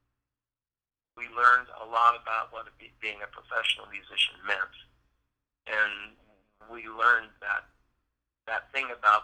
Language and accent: English; Indiana, United States; moved away as an adult; also born or lived in San Francisco Bay Area; moving back to Indiana